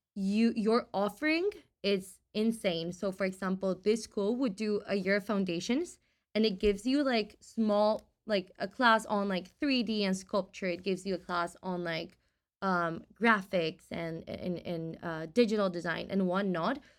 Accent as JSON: {"language": "English", "country": "Costa Rica", "tie": "born or raised there", "moved": "as an adult", "lives_now": "San Francisco, United States", "said": "from Costa Rica, so I was born"}